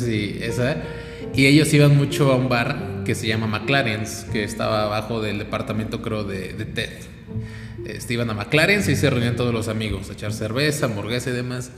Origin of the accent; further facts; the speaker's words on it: Mexico; Nosotros como mexicanos